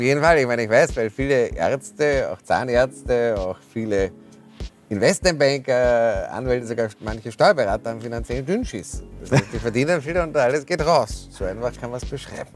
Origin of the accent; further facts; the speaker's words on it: Austria; moved away as an adult; also born or lived in Cambridge, Massachusetts / New York / Frankfurt / London; Ich bin in Speckgürtel von Wien geboren, bin dort zur Schule gegangen